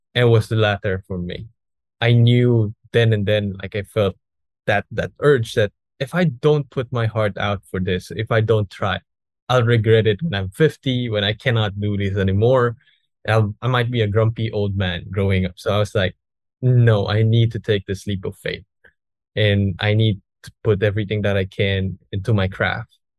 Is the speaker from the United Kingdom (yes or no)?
no; Philippines; here in Philippines